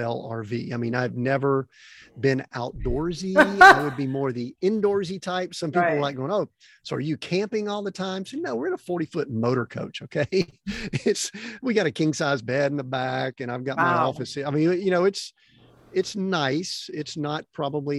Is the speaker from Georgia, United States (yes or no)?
yes; Atlanta, Georgia, United States; moved away; I grew up in Atlanta